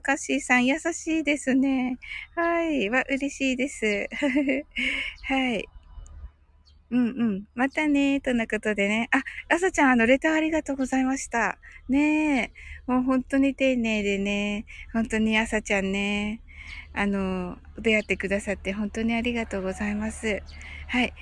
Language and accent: Japanese; Kyushu, Japan; 私も九州人なんでね